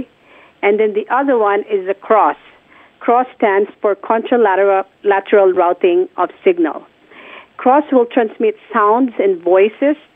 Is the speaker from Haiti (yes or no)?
no; Philippines; moved away; I was already working at a hearing clinic in my hometown, which is the Philippines.